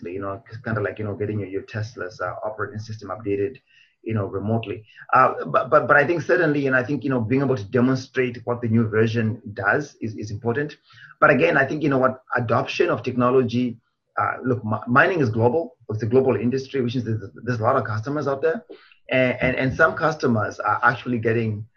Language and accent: English; Zimbabwe; now in Canada; I was born in Zimbabwe